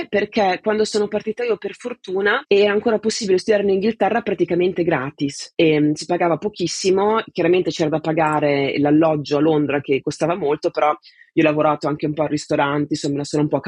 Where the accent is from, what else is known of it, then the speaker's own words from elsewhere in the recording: Italy; moved away as an adult; now in England; Io sono partita dall'Italia eh, che avevo appena compiuto 18 anni e subito dopo il liceo mi interessava studiare una materia che avesse a che fare con la filosofia ma anche con le scienze naturali